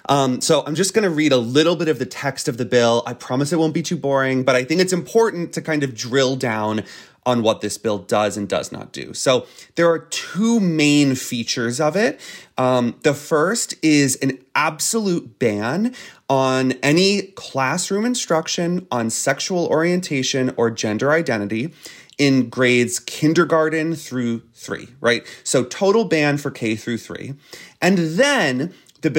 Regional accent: Florida, United States; Disney is the single most powerful entity in the state of Florida. It is my home state.

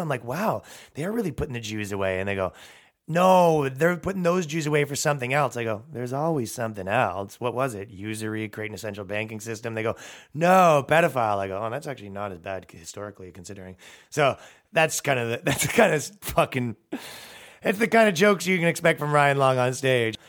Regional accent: Toronto, Ontario, Canada; now in New York, United States; I'm from fucking Toronto. It's a five million person metropolitan

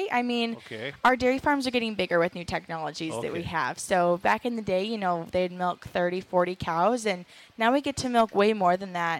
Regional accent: Waterville, Minnesota, United States; I grew up on a dairy farm just outside of Waterville.

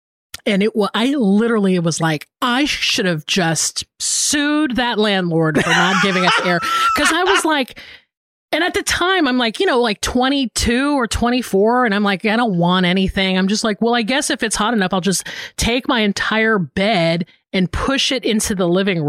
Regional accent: the South, United States; moved away as an adult; also born or lived in Florida; now in Los Angeles, United States; I grew up in the South

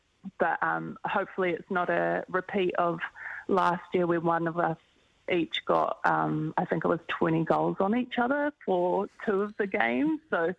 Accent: Auckland, New Zealand; I think because we're both from Auckland and we represent the same region is always a great battle.

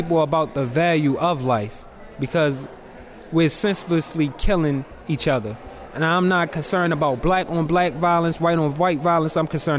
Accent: Baltimore, Maryland, United States; I'm from South Baltimore, Lakeland.

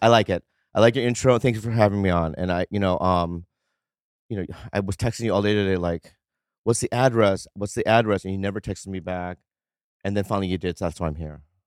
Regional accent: Minnesota, United States; I grew up in Minnesota, so I always thought, like, there was no other, like, Asians in my school

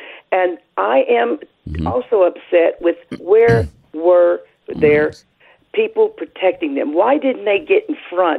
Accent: Kentucky, United States; I am from Kentucky.

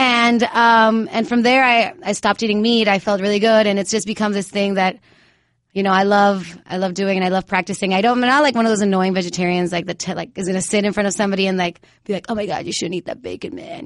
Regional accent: Mayagüez, Puerto Rico; moved away; Right now, I'm living in Mayagüez, in Puerto Rico again, my hometown.

